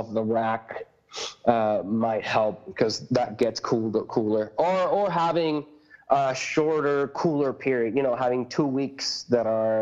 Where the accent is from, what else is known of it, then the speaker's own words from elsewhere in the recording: Puerto Rico; moved away; I grew up in Puerto Rico